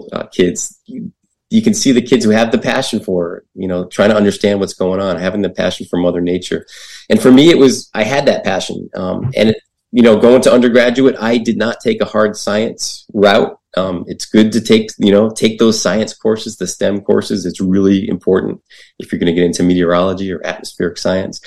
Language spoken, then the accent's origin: English; New England, United States; I grew up in New England